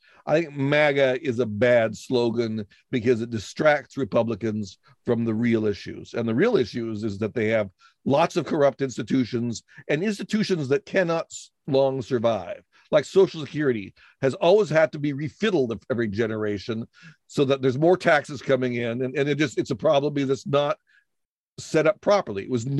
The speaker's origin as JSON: {"language": "English", "country": "United States", "said": "other than that I speak the language and I'm an American like anybody else."}